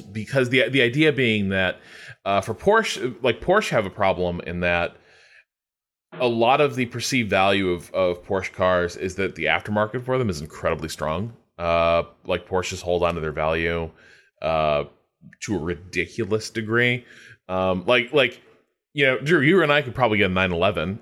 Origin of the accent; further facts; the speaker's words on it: United States; a background as an American